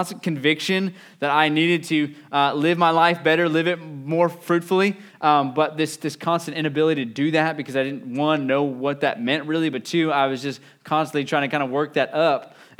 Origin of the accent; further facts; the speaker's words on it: West Virginia, United States; I'm from West Virginia, but moved down.